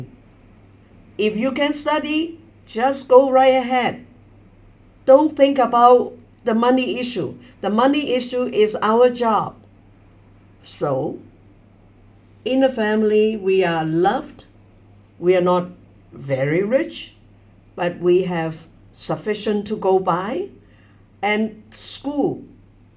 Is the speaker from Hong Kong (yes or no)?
yes; Hong Kong; now in Beijing, China; I was born in Hong Kong, educated in Hong Kong